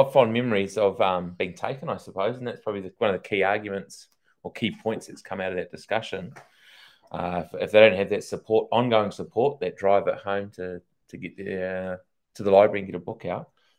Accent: Thames, Waikato, New Zealand; my life growing up in Thames.

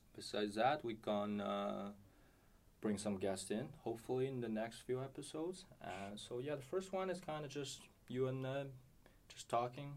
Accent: China; moved away as an adult; now in Canada; I'm international student. I'm from China, and uh, yeah, I came to Canada to study journalism

